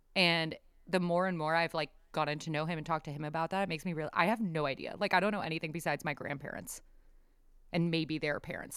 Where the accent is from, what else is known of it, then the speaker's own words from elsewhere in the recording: San Diego, California, United States; also born or lived in Bay Area, California; I am from San Diego, lived in San Diego, but lived up in the Bay Area for a while